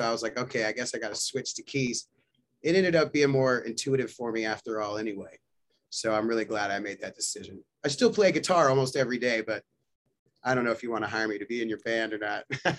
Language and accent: English; Nashville, Tennessee, United States; moved away as an adult; also born or lived in Portland, Oregon; now in Denver, United States; I was born in Nashville, Tennessee, believe it or not. Not the funkiest place, I guess.